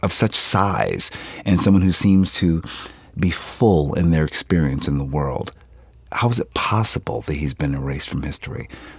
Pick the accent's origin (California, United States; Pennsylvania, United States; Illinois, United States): Pennsylvania, United States; Philadelphia; I'm from Philadelphia. We don't sound like that.